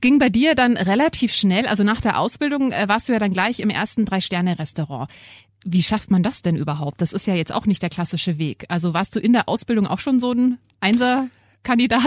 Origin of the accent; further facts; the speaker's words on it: Germany; bei uns in Deutschland